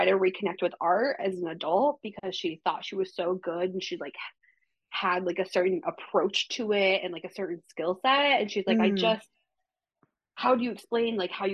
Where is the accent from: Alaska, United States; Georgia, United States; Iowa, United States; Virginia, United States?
Iowa, United States; Waverly; I'm from Waverly.